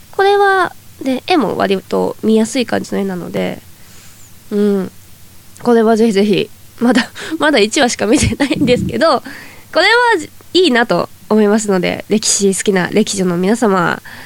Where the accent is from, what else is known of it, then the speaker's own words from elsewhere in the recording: Toyama, Japan; accent: Toyama dialect; now in Tokyo, Japan; 私は田舎出身なので前回富山弁講座というのをやらせていただいたんですけどはい出身